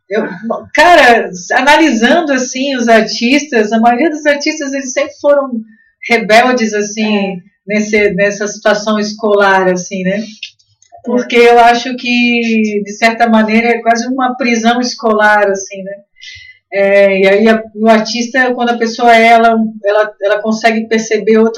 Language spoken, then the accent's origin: Portuguese; Blumenau, Santa Catarina, Brazil; Ah, somos de Blumenau, né?